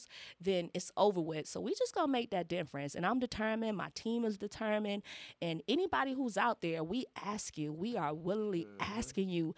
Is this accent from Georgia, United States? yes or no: yes; Savannah, Georgia, United States; I'm from the South, and Savannah has changed.